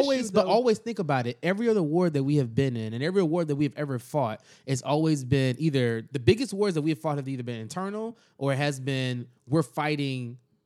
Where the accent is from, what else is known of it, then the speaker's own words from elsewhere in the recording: United States; we're American to a certain extent